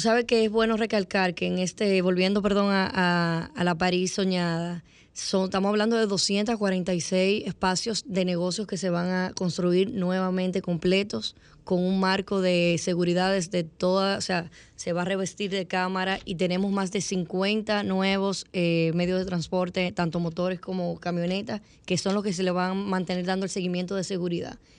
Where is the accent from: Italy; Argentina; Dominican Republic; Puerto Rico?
Dominican Republic; Santo Domingo, Distrito Nacional; yo tengo 33 años, nací en el Evaristo Morales